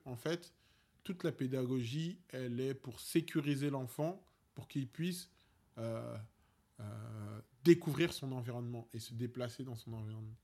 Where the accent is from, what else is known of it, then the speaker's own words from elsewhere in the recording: Paris, Île-de-France, France; on est des Parisiens